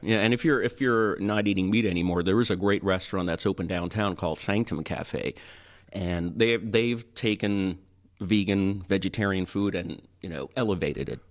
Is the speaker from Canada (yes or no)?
yes; Toronto, Ontario, Canada; moved away as an adult; I grew up in Toronto